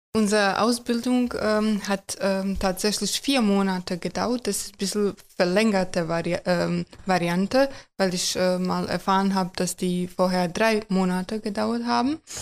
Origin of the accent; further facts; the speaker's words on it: Croatia; German is a second language; moved away as an adult; now in Germany; Ich komme aus Kroatien.